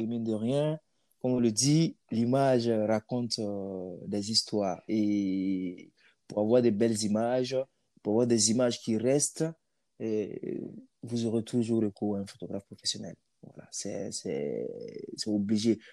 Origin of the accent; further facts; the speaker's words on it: Burkina Faso; moved away; mon pays d'origine